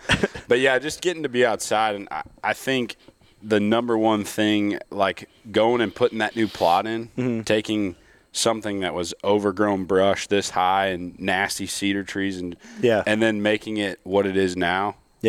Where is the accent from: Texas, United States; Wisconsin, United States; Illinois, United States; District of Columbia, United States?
Illinois, United States; born or raised there; moved away